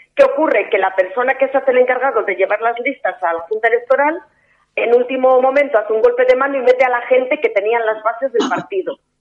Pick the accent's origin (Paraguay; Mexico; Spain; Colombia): Spain; Castile and León; Yo soy leonesa y por tanto es una provincia que conozco un poquito